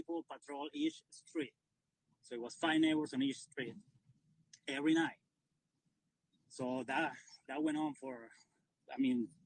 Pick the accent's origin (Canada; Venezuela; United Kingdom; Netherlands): Venezuela; moved away as an adult; now in United States; I'm from Venezuela. I came 21 years ago.